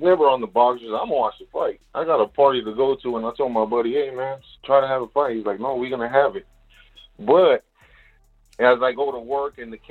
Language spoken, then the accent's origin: English; Delano, California, United States; I'm from Delano.